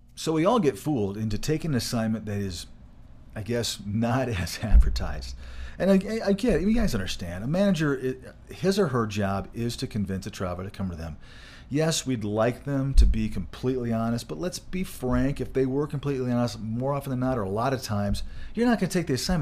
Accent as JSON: {"language": "English", "region": "Michigan", "country": "United States", "tie": "born or raised there", "moved": "yes", "said": "I grew up in Michigan"}